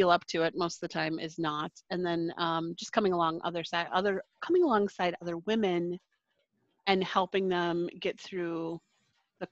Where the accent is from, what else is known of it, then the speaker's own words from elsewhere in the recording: Wisconsin, United States; also born or lived in Waukesha, Wisconsin; I live in Waukesha, Wisconsin